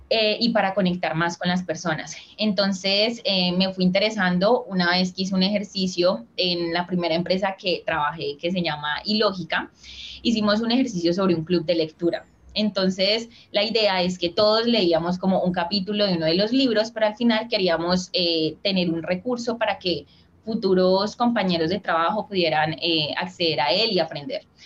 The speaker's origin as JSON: {"language": "Spanish", "country": "Colombia", "also_born_or_lived": "Cali", "said": "soy de Colombia, vivo en la ciudad de Cali"}